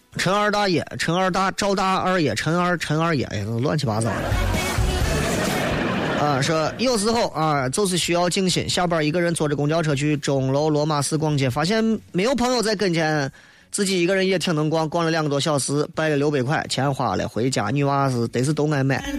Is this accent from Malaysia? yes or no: no; China; 回到农村，俺老家山西